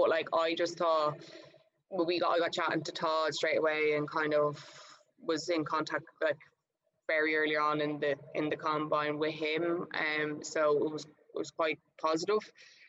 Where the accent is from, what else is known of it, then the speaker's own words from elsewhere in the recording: Queensland, Australia; now in Melbourne, Australia; because I'm from Queensland to Victoria, like it's all a bit mental